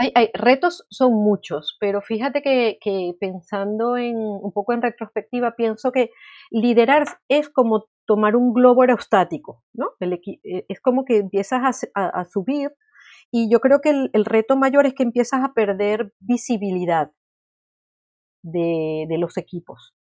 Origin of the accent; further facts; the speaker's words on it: Venezuela; now in Spain; Yo nací en Venezuela, llevo viviendo en España muchísimos años